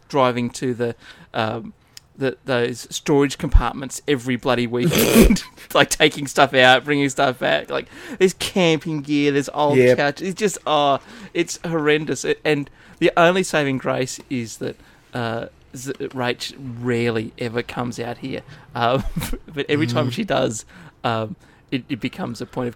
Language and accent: English; Inverell, New South Wales, Australia; moved away; where I grew up in Inverell